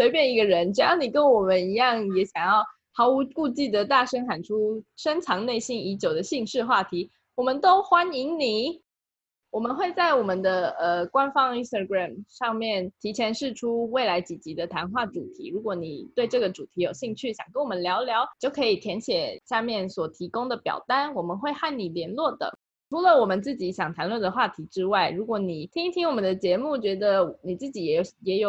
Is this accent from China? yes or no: no; Taiwan; 毕竟我就是个土生土长的台湾人